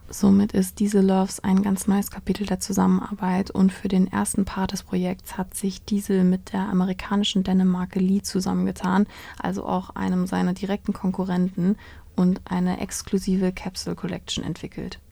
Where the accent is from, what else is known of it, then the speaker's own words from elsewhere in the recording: Germany; bei uns in Deutschland